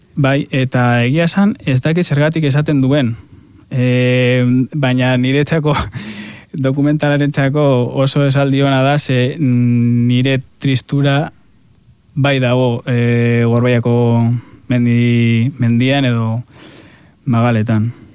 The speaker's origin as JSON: {"language": "Basque", "area": "a town by Mount Gorbeia", "region": "Basque Country", "country": "Spain", "said": "hartzentza dago nire herrian oso presente, gorbeia daukagulako hor herrian"}